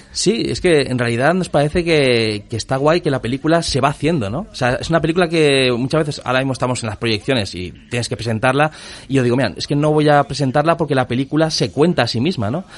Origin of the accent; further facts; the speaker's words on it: Spain; somos españoles